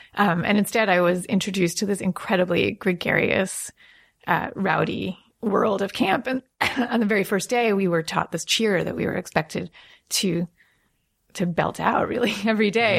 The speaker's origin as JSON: {"language": "English", "area": "Long Island", "region": "New York", "country": "United States", "tie": "born or raised there", "said": "I grew up in Long Island"}